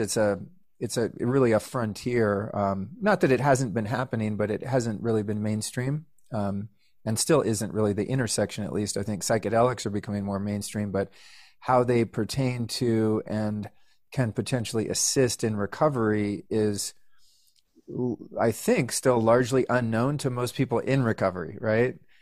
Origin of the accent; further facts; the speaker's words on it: Northern California, United States; I grew up in Northern California